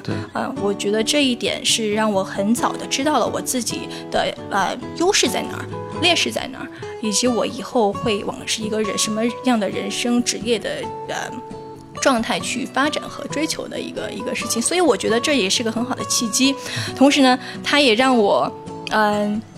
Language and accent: Chinese; China; moved away as an adult; 我是唯一的一个中国人